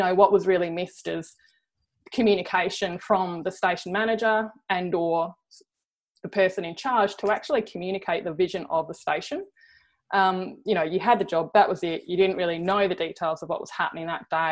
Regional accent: Cleve, South Australia, Australia; I grew up in Cleve on the Eyre Peninsula, a small farming community

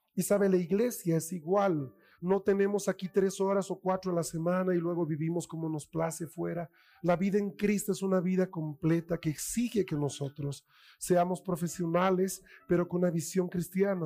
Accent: Bolivia; como bolivianos

